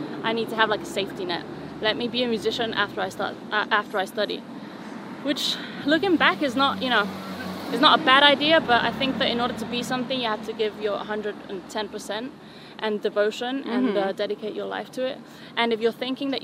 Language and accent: English; Canary Islands, Spain; first language Spanish; English is a second language; moved away as an adult